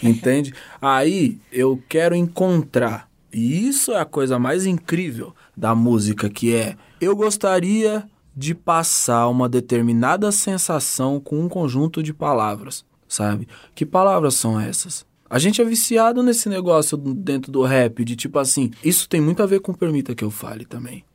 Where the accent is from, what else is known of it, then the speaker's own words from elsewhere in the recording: São Paulo, Brazil; eu sou de São Paulo